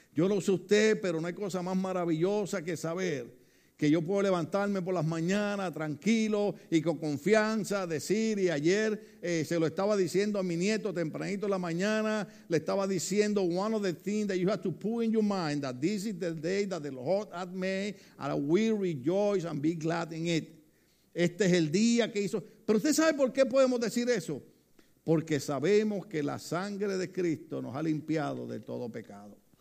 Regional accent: Puerto Rico; yo recuerdo los años cuando, cuando trataban de cerrarnos una iglesia en Puerto Rico

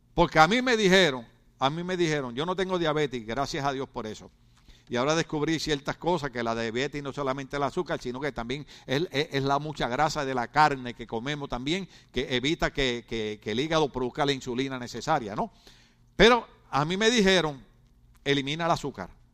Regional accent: Ponce, Puerto Rico; moved away; yo soy puertorriqueño igual que él, yo soy de Ponce igual que él y soy de la playa igual que él

